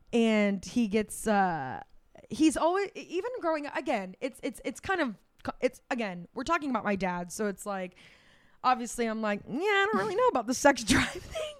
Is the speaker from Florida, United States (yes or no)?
yes; Florida, United States; we grew up in Florida